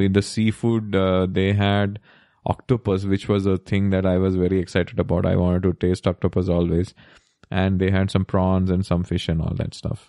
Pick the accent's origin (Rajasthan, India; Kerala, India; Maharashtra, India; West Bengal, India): Kerala, India; we are from Kerala